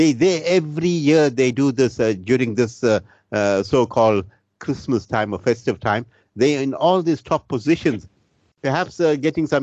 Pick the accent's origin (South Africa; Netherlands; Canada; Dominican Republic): South Africa; Isipingo, KwaZulu-Natal; my hometown of Sapingo Beach